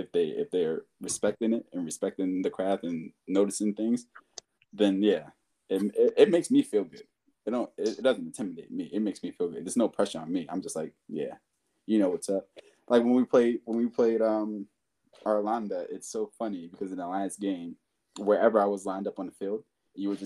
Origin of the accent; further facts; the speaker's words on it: United States; moved away as an adult; now in Sweden; I grew up in America